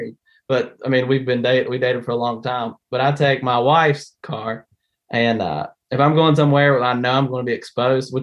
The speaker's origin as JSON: {"language": "English", "region": "West Virginia", "country": "United States", "said": "I'm from West Virginia"}